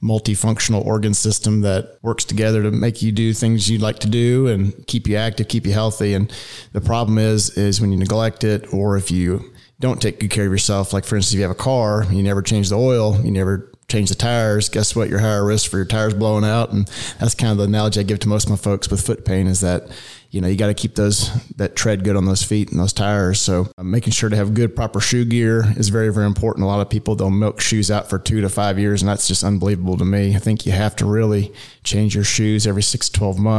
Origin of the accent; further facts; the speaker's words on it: Denham Springs, Louisiana, United States; moved away as an adult; also born or lived in Cleveland, Ohio; now in Dallas, United States; I grew up in Louisiana, and I was born and raised in a town right outside of Baton Rouge called Denham Springs, a small town